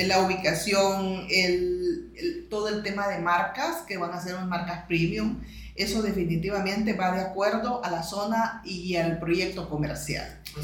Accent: El Salvador; como salvadoreña como representante también del sector inmobiliario

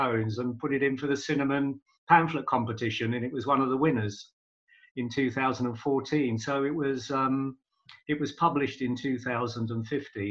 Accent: London, United Kingdom; moved away as an adult; now in Manchester, United Kingdom; I was born in London. I came up to Manchester, yep, in 1980 for work

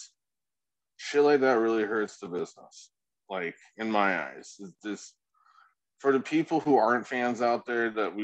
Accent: England, United Kingdom; moved away; I'm originally from England, so we had a lot of horse racing and boxing over there

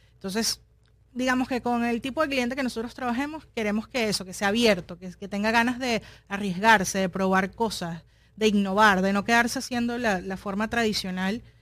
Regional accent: Caracas, Capital District, Venezuela; now in Miami, United States; soy de Caracas

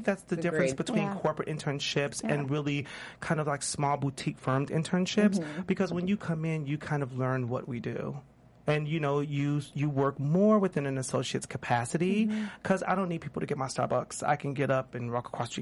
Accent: Chicago, Illinois, United States; moved away as an adult; also born or lived in New York; now in Los Angeles, United States; I'm a Chicago native

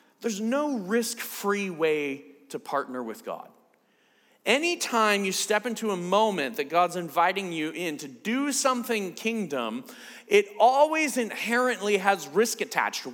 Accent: United States; I'm from the States

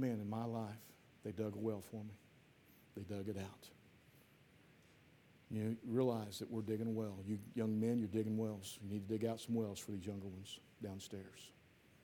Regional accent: Piedmont, Missouri, United States; my hometown, Piedmont

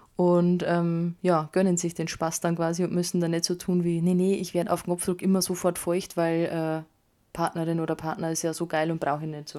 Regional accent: Bavaria, Germany; bei uns in Bayern

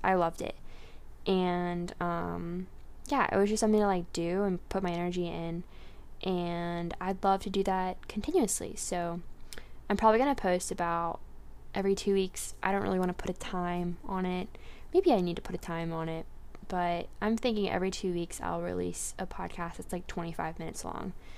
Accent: Garner, North Carolina, United States; I'm from Garner, North Carolina

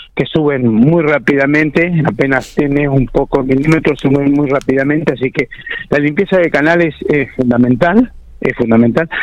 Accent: Speluzzi, La Pampa, Argentina; cumplí mi sueño, que era ser intendente de mi pueblo

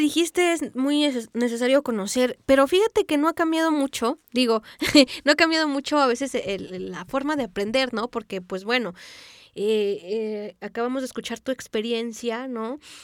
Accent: Mexico

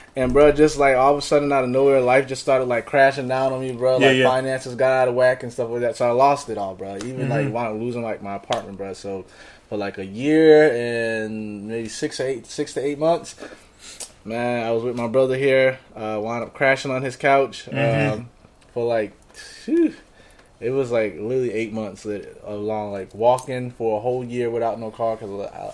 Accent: New York City, New York, United States; moved away; also born or lived in Columbia, South Carolina; So, born and raised in Brooklyn, New York. Parents decided, hey, I'm tired of New York. They want to move down to South Carolina.

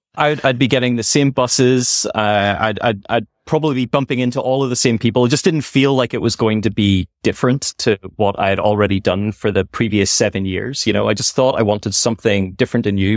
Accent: Belfast, Northern Ireland, United Kingdom; moved away as an adult; also born or lived in Scotland / United States; now in Silicon Valley, United States; in Belfast, I grew up in North Road, uh, in Belfast

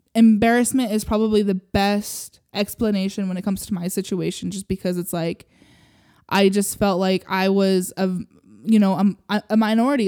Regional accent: Utah, United States; I grew up here in Utah

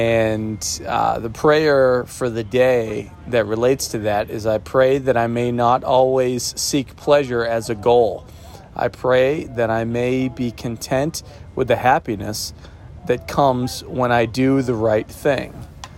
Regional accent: Florida, United States; even though I grew up in Florida and I hate Disney.

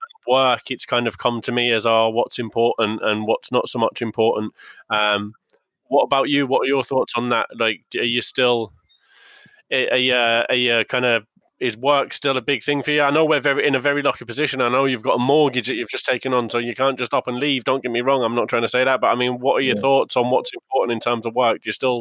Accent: Yorkshire and the Humber, United Kingdom; also born or lived in Galway / Essex; I've got the most mongrel accent in the world, even there. I've got mates from where I was growing up in Yorkshire going, what is your accent about?

